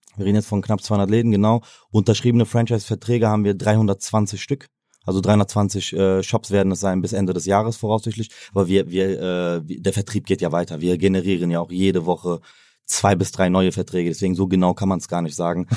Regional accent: Aachen, North Rhine-Westphalia, Germany; als Aachener

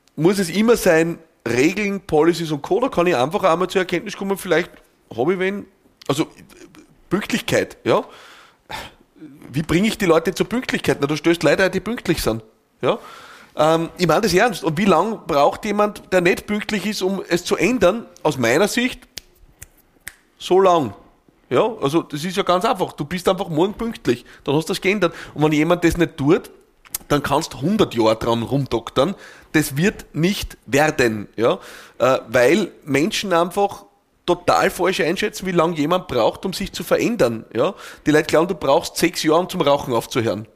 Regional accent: Austria; bei uns in Österreich

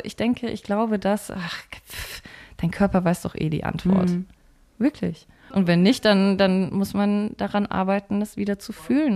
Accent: Bavaria, Germany; ich komme aus Bayern

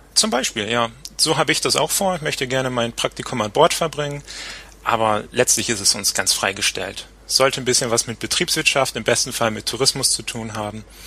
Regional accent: Papenburg, Lower Saxony, Germany; moved away; also born or lived in Bremerhaven; Ich komme aus Papenburg, wo die Kreuzfahrtschiffe also gebaut werden. Bin dann also als kleiner Junge schon immer am Deich gewesen

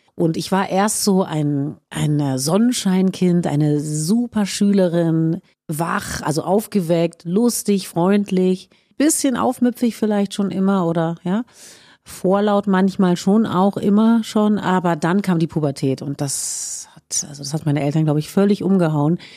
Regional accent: Berlin, Germany; ich bin in Schöneberg geboren

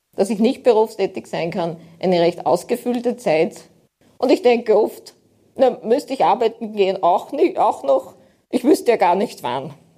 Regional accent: Aschach an der Steyr, Upper Austria, Austria; ich komme aus Steyr, in der Nähe der Stadt Steyr, also einem kleinen Ort, Aschach an der Steyr.

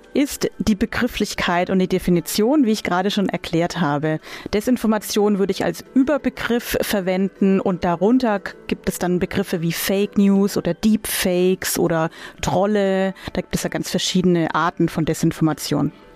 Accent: Germany; bei uns in Deutschland

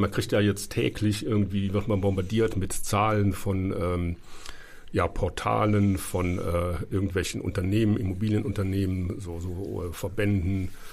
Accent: Cologne, North Rhine-Westphalia, Germany; now in Berlin, Germany; da, wo ich herkomme, Nordrhein-Westfalen

